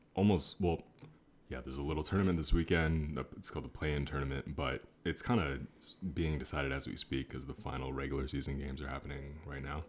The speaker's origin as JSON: {"language": "English", "town": "Seattle", "region": "Washington", "country": "United States", "also_born_or_lived": "Orange County, California", "moved": "yes", "lives_now": "Los Angeles, United States", "said": "I'm from Seattle, Washington originally"}